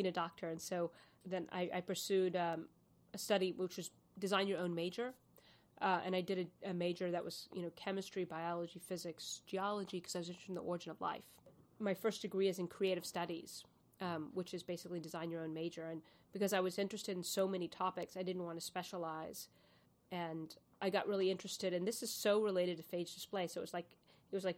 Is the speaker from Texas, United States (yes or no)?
yes; Houston, Texas, United States; also born or lived in San Antonio, Texas; I grew up in Houston, Houston and San Antonio, and it's really hot there